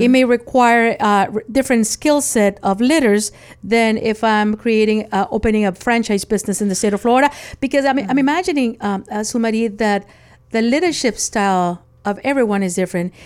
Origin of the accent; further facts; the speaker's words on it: Nicaragua; moved away; I was born in Nicaragua. And as a child, my house had no AC